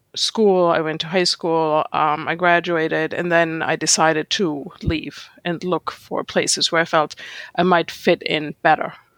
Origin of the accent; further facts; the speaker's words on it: Germany; English is a second language; moved away as an adult; also born or lived in Jerusalem, Israel; now in New York City, United States; growing up in Germany